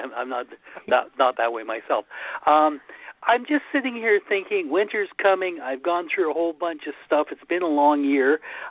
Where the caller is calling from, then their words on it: Saskatoon, Saskatchewan, Canada; I'm calling from Canada, from cold Saskatoon.